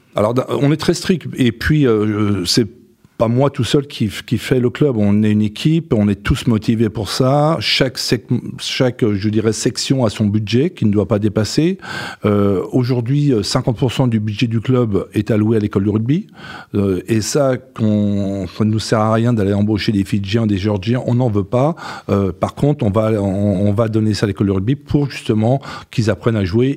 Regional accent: Breton, Brittany, France; en tant que Breton

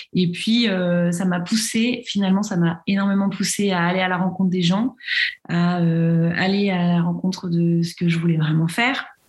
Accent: Paris region, Île-de-France, France; moved away as an adult; now in Lille, France; j'ai grandi en région parisienne, mais aujourd'hui, je vis à Lille depuis depuis six ans

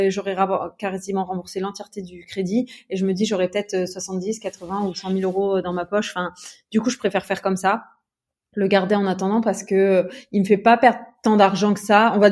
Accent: Metz, Grand Est, France; moved away as an adult; also born or lived in Luxembourg; now in Aix-en-Provence, France; moi, à la base, j'étais de Metz.

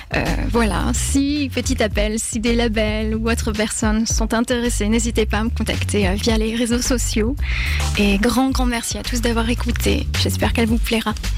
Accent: Ribeauvillé, Grand Est, France; moved away as an adult; now in Paris, France; ma ville natale, Ribeauvillé

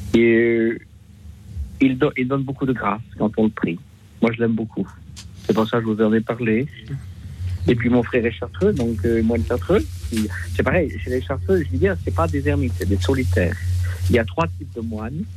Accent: Passau, Bavaria, Germany; now in Lyon, France; le pays où je suis né aussi, puisque moi je suis né à Passau

